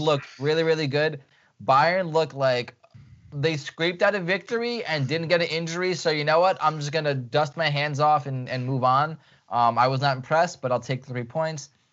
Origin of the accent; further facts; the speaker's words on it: Ukraine; moved away; I was born in Ukraine